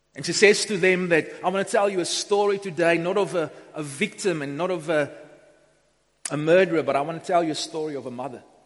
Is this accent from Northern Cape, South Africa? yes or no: yes; Upington, Northern Cape, South Africa; also born or lived in Beaufort West; I grew up in Upington in the early 90s. Well, I went to high school in Upington, came from Beaufort West to Upington